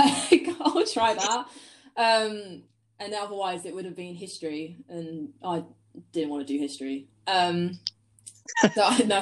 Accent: Sussex, South East England, United Kingdom; I'm 20, and I'm a photographer from Sussex

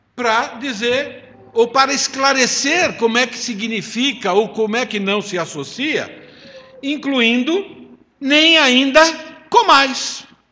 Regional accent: Italy; eu sou italiano

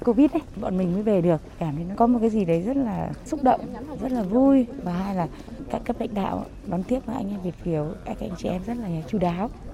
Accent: Vietnam; now in Turkey; năm nào cũng rất muốn về quê, nhất là không khí Tết. Thứ nhất là bọn mình ở Thổ Nhĩ Kỳ

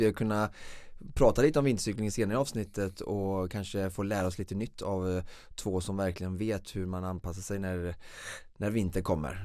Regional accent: Vårgårda, Västra Götaland, Sweden; Vårgårda eh, eh, lopp som går där, eh, världscuptävlingen där jag kommer ifrån

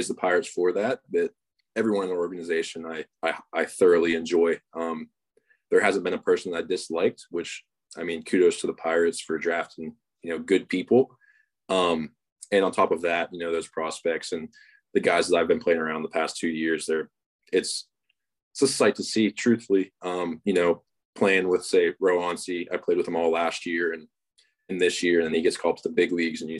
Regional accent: Pittsburgh, Pennsylvania, United States; my hometown

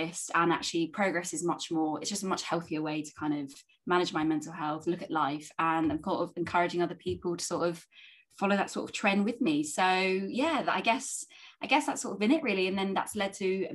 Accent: London, United Kingdom; I'm from North London

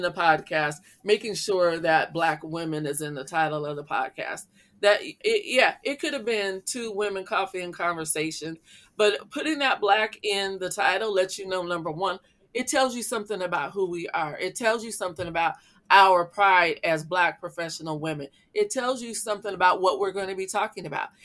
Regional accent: Iowa, United States; growing up in Iowa, my elementary school was all black.

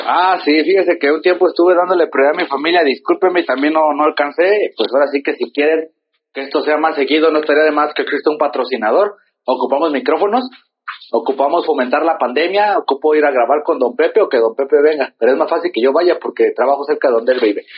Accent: Mexico; somos de aquí, de San Sebastián

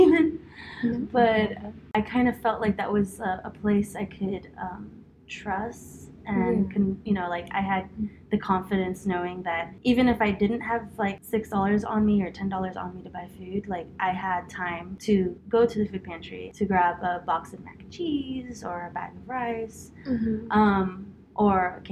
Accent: Homestead, Florida, United States; My mom's Guatemalan, my dad's Cuban, but I was born and raised in Homestead.

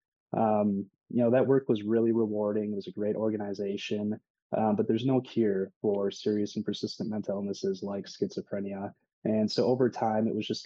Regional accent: West Salem, Wisconsin, United States; also born or lived in Green Bay, Wisconsin / De Pere, Wisconsin; I grew up in West Salem, Wisconsin, which is a small town on the west side

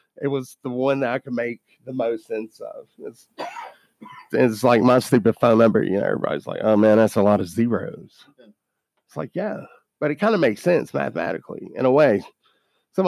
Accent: Kentucky, United States; we're from Kentucky now

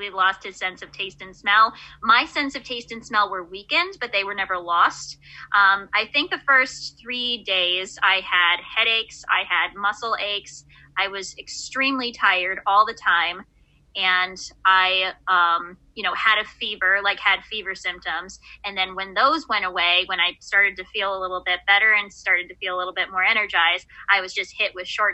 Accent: Buffalo, New York, United States; I'm from Buffalo, New York

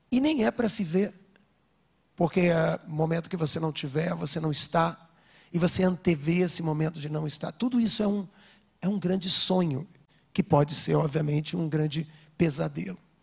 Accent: Rio de Janeiro, Brazil; eu estava vindo para São Paulo, sou do Rio

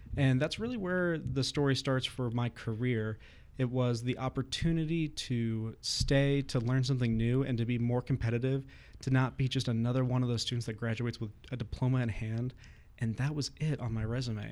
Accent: Southern California, United States; moved away as an adult; now in Bozeman, United States; originally I'm from Southern California

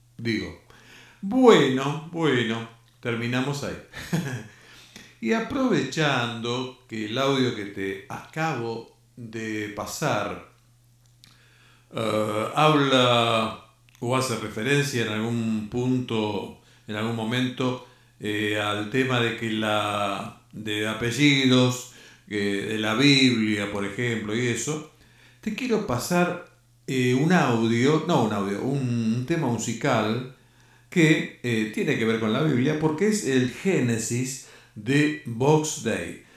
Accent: Argentina; nosotros que somos argentinos

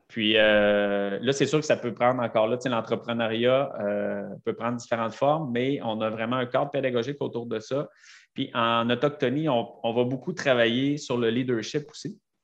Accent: Sainte-Brigitte-de-Laval, Quebec, Canada; je viens de Sainte-Brigitte de Laval

